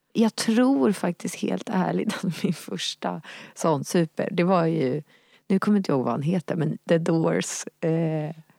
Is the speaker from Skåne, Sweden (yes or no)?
no; Nacka, Stockholm County, Sweden; där jag växte upp i Nacka i Lillinge